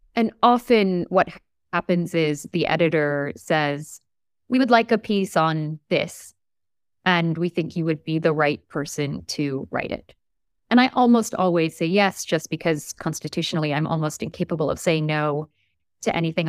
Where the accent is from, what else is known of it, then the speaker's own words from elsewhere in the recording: New York, United States; also born or lived in Turkey / New Haven, Connecticut / Montreal, Canada; When I was four, they left Turkey and they moved to the United States, to New York, to Brooklyn